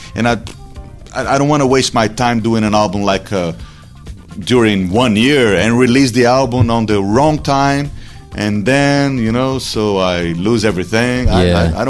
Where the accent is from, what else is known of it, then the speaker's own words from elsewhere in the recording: Brazil; I was born in Brazil.